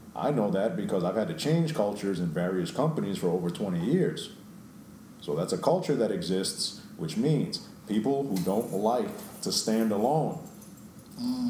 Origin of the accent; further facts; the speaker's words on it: New York, United States; I grew up in New York